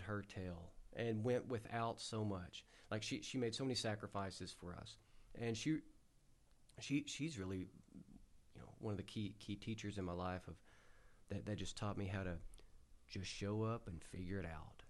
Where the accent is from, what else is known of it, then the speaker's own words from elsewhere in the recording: United States; growing up in the Delta